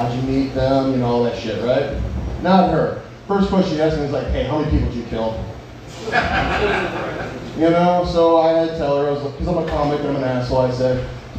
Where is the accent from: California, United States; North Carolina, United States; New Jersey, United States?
North Carolina, United States; But like you said, I came from the Carolinas, you know. It's weird, you know, in North Carolina and, you know, here, right? Because state pride's a little different.